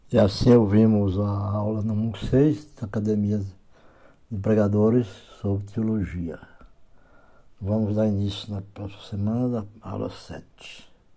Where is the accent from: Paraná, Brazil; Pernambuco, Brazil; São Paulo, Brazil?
Paraná, Brazil; Curitiba; Nasci no Ministério da Assembleia de Deus em Curitiba.